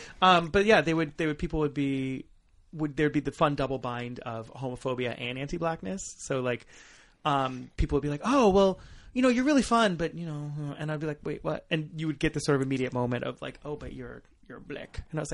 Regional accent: Southern California, United States; moved away as an adult; also born or lived in rural Virginia; I am from Southern California, right? But I am I'm a queer black man who spent the last 4 years as a professor in rural Virginia.

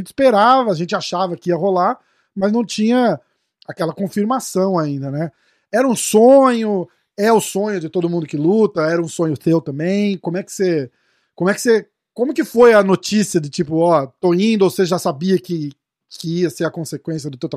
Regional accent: Brazil; porque a gente, a gente, pô, a gente é brasileiro, né, cara?

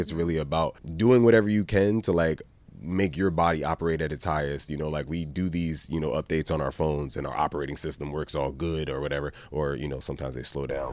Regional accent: New York City, New York, United States; now in Venice, United States; I'm from New York. Chopped cheese, bacon, egg, and cheese, all that. That's what that's what I grew up on

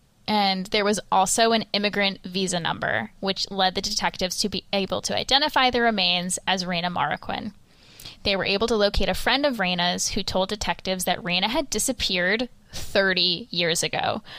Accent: New York, United States; It's true. I am a New Yorker.

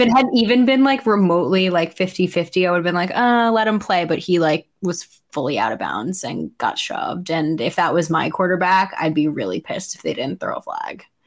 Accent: New Yorker, United States; as a New Yorker

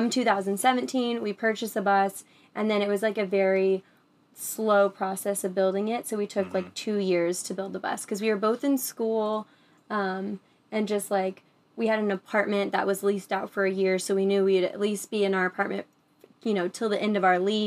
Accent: Illinois, United States; moved away; we are from Illinois

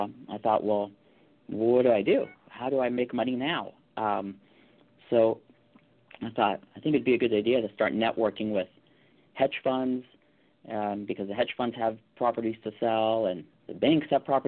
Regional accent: Calabasas, California, United States; I grew up in the Calabasas area

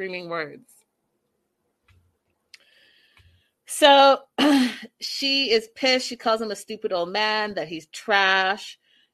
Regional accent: Canada

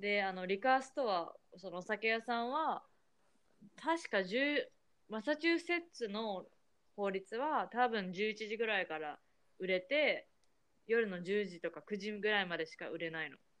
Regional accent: Tokyo, Japan; moved away as an adult; now in United States; 私の実家が東京なの

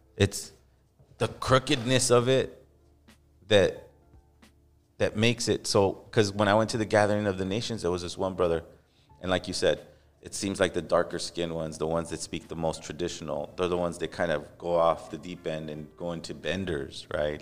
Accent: Los Angeles, California, United States; growing up in East

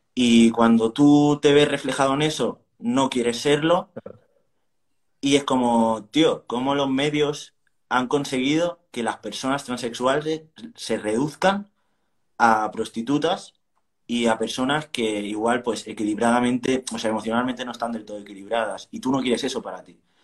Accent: Barcelona, Catalonia, Spain; soy de Barcelona

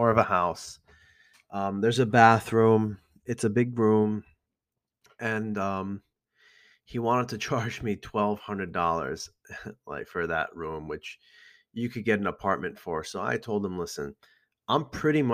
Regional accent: Iran; now in Elmwood Park, United States

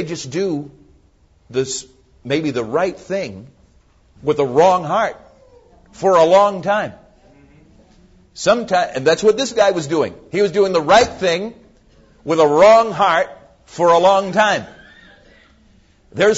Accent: Massachusetts, United States; moved away; I come from Massachusetts

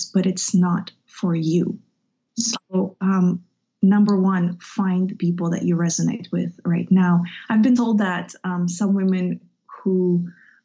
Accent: Russia; moved away; I grew up in Russia, in the Soviet Union

